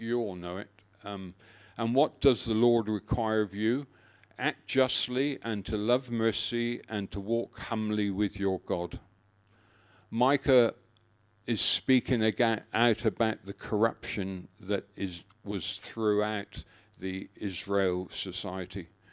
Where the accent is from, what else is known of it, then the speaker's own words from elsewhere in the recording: Exmoor, North Devon, South West England, United Kingdom; moved away as an adult; now in Australia; My childhood was spent, um, growing up on the edges of Exmoor, which is in North Devon in the West Country of England.